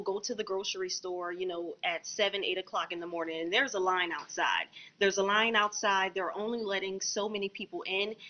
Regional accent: New Orleans, Louisiana, United States; I'm also from New Orleans, Louisiana, born and raised

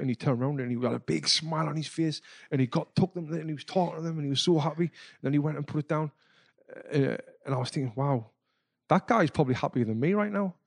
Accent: Sunderland, North East England, United Kingdom; moved away; I was back home in my hometown of Sunderland in the northeast of England

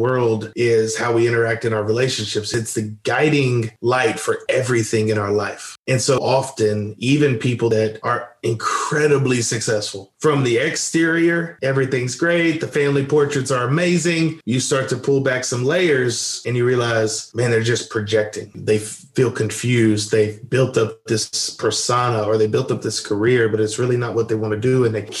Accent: West Monroe, Louisiana, United States; moved away as an adult; grew up in a small town in Louisiana. And so if your listeners are familiar with Duck Dynasty, that's my hometown

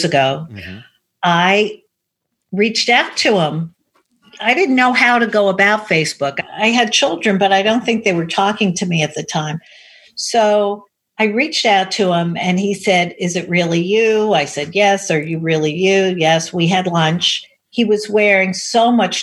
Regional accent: New York, United States; also born or lived in Connecticut; I was raised in Manhattan

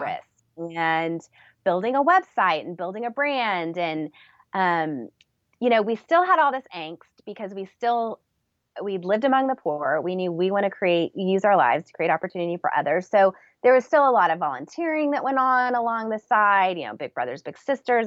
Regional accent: San Antonio, Texas, United States; I was born in San Antonio, Texas

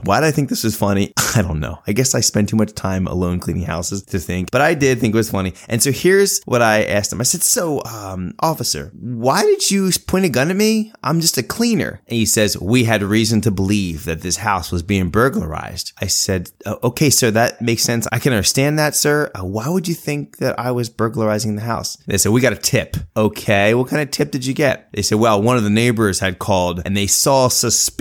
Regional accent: Philadelphia suburbs, Pennsylvania, United States; growing up in the Philadelphia area, the Philadelphia suburbs

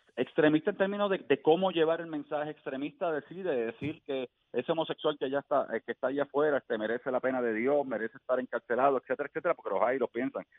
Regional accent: Puerto Rico; somos como pueblo puertorriqueño

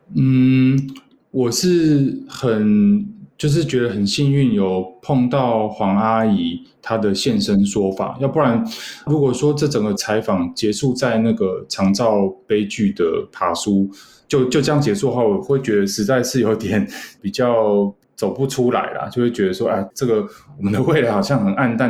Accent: Taiwan; 我们台湾人

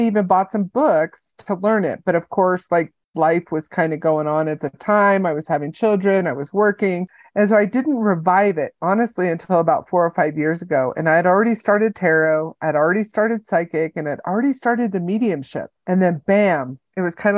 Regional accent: California, United States; now in Colorado Springs, United States; I grew up in California

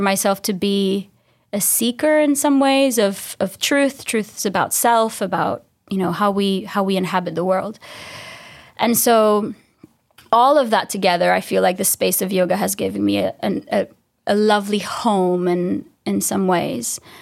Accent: Dominican Republic; I'm from the Dominican Republic, so this small island in the Caribbean

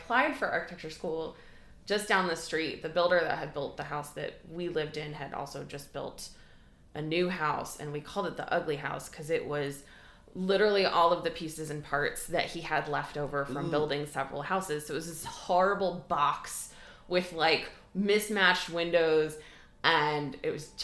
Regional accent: Michigan, United States; I grew up in Midwestern Michigan

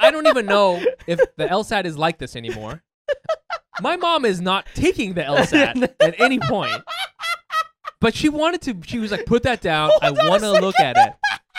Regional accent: Orange County, California, United States; born or raised there; now in New York, United States

